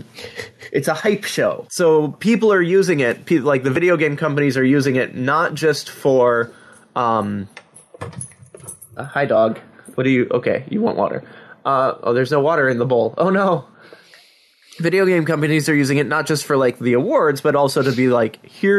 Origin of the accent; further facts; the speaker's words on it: Wisconsin, United States; I'm from in Wisconsin. It's just below Canada